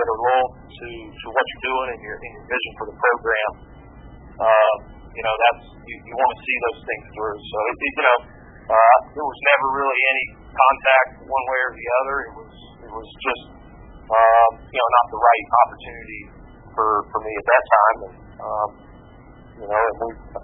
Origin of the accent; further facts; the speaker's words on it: Daytona Beach, Florida, United States; moved away as an adult; also born or lived in the Carolinas; now in North Carolina, United States; I grew up in Daytona Beach. So I'm a Daytona Beach, Florida native